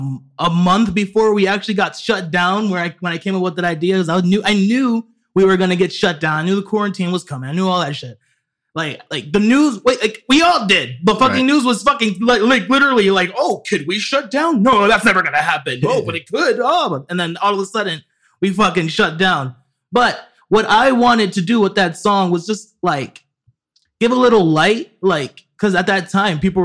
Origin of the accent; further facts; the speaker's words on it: Orlando, Florida, United States; moved away; I haven't been in Orlando in a while, but that's where I was born there too